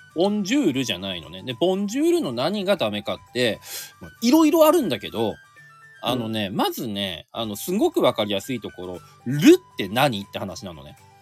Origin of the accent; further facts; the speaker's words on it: Aomori, Japan; 僕ね青森出身で